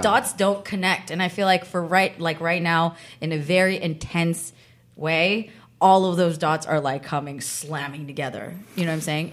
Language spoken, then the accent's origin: English; San Francisco Bay Area, California, United States; I grew up in the Bay Area